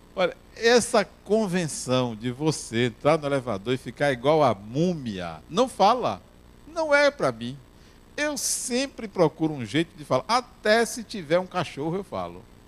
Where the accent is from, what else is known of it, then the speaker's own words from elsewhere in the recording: Brazil; nós brasileiros